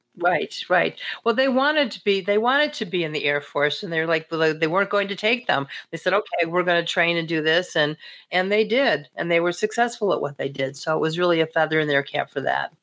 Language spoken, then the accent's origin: English; the North, United States; somebody like myself, also growing up in the North